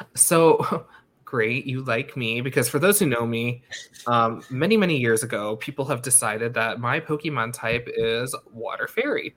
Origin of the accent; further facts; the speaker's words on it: United States; I grew up like five miles from the border of New York City.